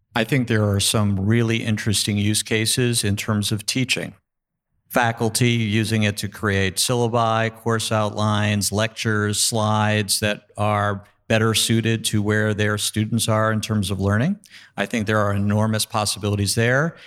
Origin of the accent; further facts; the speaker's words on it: New York, United States; I'm a New Yorker as well